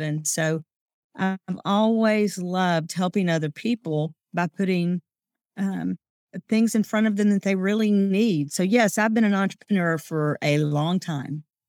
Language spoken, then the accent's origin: English; Pine Bluff, Arkansas, United States; moved away as an adult; also born or lived in Jonesboro, Arkansas; now in Hot Springs, United States; Growing up in a small town is one of those rare privileges that we have. So, I came from Pine Bluff, Arkansas.